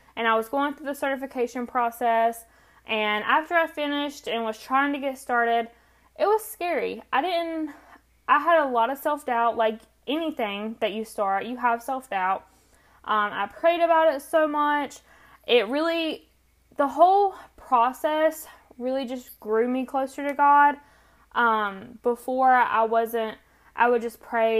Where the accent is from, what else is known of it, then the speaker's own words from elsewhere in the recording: North Carolina, United States; accent: country; I am from North Carolina, which explains the country accent